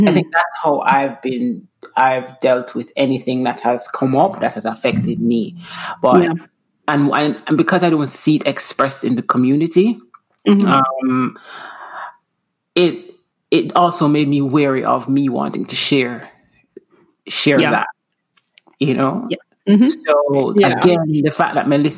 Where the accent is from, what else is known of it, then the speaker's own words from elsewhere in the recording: Jamaica; moved away as an adult; also born or lived in Houston / Seattle; now in Washington, United States; I'm from Jamaica